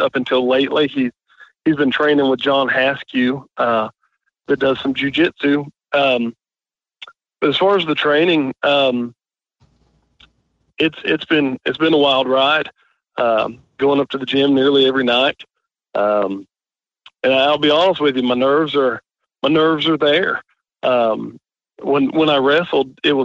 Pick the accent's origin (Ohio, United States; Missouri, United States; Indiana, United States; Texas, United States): Indiana, United States; moved away as an adult; I was born and raised in Indiana.